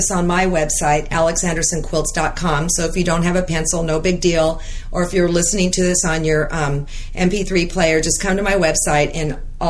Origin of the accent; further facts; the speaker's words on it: California, United States; we are in California. I'm the Californian.